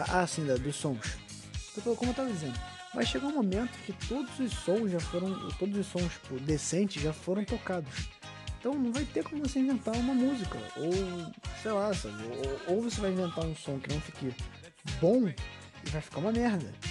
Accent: Rio de Janeiro, Brazil; Essa é minha, essa é minha voz de menor do, do Rio de Janeiro. Eu sou carioca, pra quem não sabe.

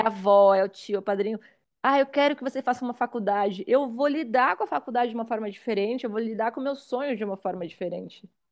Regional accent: Suzano, São Paulo, Brazil; also born or lived in Itaim Paulista, São Paulo; eu sou de São Paulo, hoje eu tenho 33 anos, nasci na, na periferia da Zona Leste de São Paulo, é, filha de um pai potiguar, uma mãe pernambucana, nordestinos, foi a primeira geração paulista, não sou paulistana, nasci em Suzano

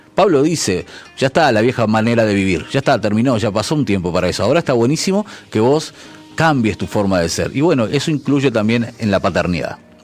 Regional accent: Uruguay; como uruguayo

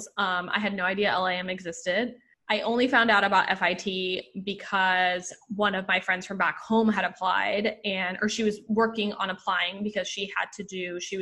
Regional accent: Puerto Rico; moved away as an adult; now in New York City, United States; I grew up in Puerto Rico

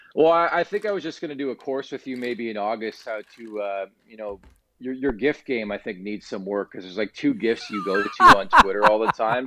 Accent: Canada; I'm Canadian

